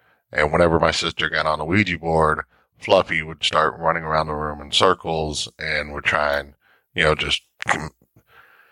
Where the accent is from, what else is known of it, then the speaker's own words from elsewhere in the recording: Fort Worth, Texas, United States; I was born on Carlsbad Air Force Base here in Fort Worth, Texas